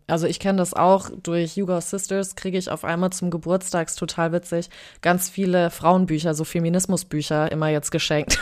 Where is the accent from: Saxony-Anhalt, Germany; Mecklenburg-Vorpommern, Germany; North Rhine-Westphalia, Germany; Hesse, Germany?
Hesse, Germany; Frankfurt; ich bin in Frankfurt im Taunus aufgewachsen